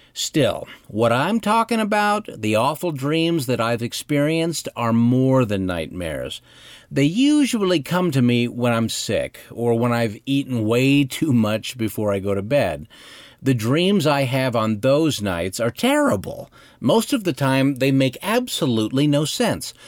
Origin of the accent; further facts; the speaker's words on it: Cody, Wyoming, United States; my hometown of Cody, Wyoming